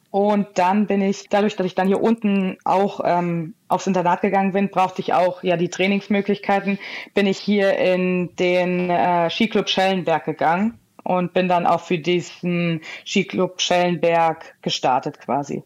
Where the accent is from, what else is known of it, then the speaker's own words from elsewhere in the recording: Hesse, Germany; moved away; ich komme ja eigentlich gebürtig aus Hessen